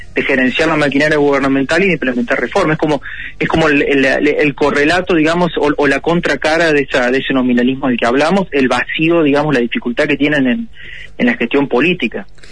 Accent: Argentina

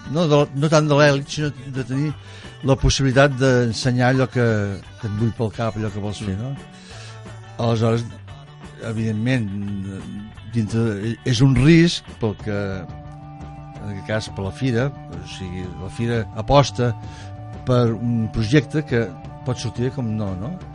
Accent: Mataró, Catalonia, Spain; Nosaltres que venim de Mataró, doncs allà era una ciutat on el tèxtil era, bueno, tot, estava fàbriques a cada cantonada

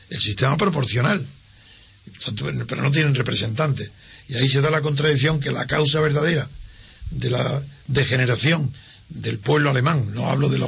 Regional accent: Spain; como españoles

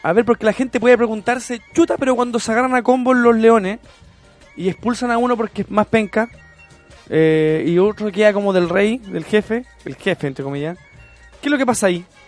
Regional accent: Chile

